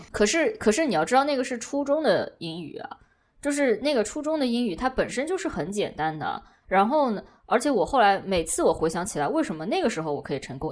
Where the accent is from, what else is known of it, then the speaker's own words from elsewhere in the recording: southern China, China; accent: southern; 我知道我是有口音的，但是这个这个口音，北方人，我我有东北的朋友说听得出你是南方人，但是听不出你是到底是哪里的南方人。然后就是我觉得普通话我也是这个样子，我所有的语言都有这个现象